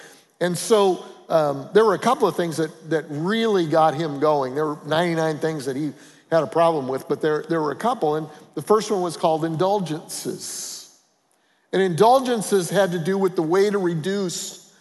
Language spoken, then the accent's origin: English; Colorado, United States; I'm from Colorado